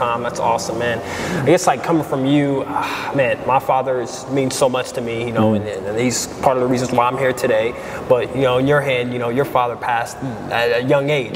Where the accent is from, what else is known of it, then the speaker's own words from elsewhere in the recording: Hempstead, New York, United States; also born or lived in Daytona Beach, Florida; now in Lexington, United States; I grew up in New York, Long Island, New York